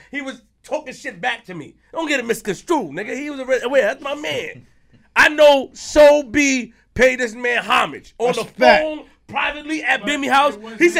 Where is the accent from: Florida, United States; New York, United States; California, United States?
New York, United States; Queens; I put everything out, nigga. I'm from Queens.